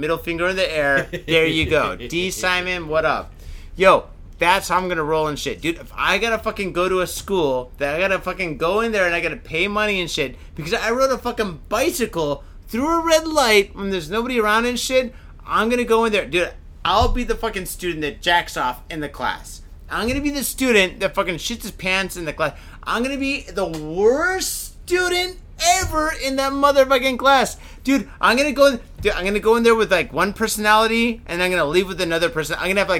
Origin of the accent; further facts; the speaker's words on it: Canada; I'm Canadian, for God's sake.